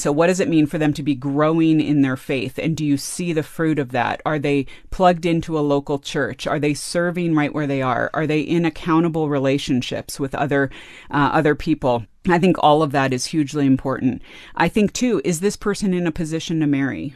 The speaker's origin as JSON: {"language": "English", "region": "California", "country": "United States", "tie": "born or raised there", "said": "I grew up in California"}